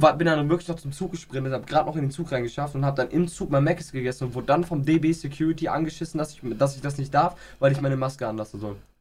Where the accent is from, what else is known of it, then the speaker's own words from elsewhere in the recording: Aachen, North Rhine-Westphalia, Germany; also born or lived in Inden; ich bin hier in Aachen groß geworden